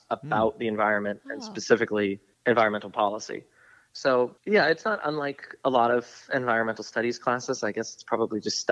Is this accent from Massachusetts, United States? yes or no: yes; Newton, Massachusetts, United States; also born or lived in Pittsburgh; I grew up in Newton, Massachusetts